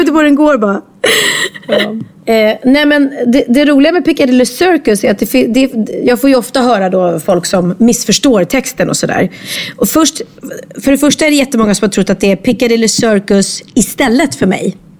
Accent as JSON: {"language": "Swedish", "country": "Sweden"}